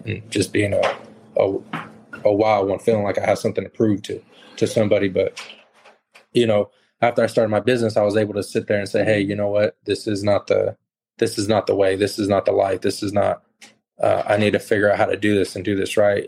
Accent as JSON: {"language": "English", "region": "California", "country": "United States", "tie": "born or raised there", "said": "I grew up in California"}